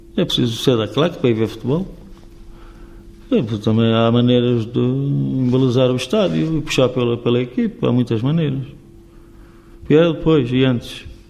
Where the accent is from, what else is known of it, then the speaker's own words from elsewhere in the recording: Vila Real, Norte, Portugal; Eu estou na minha terra